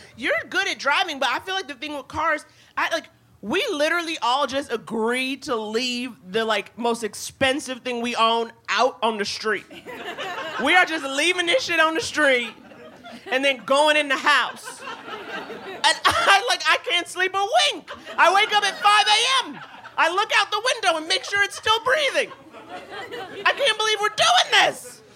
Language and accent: English; New York, United States; I grew up in New York.